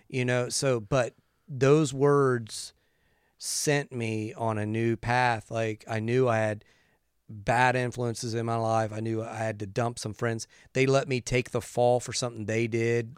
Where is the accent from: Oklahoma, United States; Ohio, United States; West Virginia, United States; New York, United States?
West Virginia, United States; I grew up in West Virginia